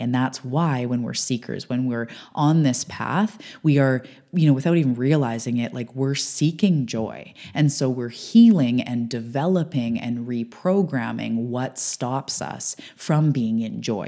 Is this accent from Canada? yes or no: yes; Canada; I'm a Canadian